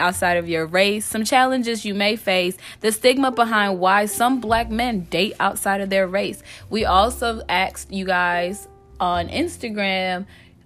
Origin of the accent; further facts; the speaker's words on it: United States; also born or lived in Africa (birthplace, country unnamed); I was raised in America